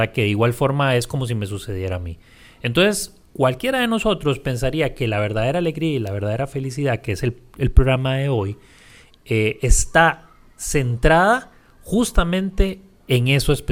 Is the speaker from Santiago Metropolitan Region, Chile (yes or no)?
no; Punta Arenas, Magallanes, Chile; En aquel momento yo vivía en Punta Arenas y de donde soy, por supuesto.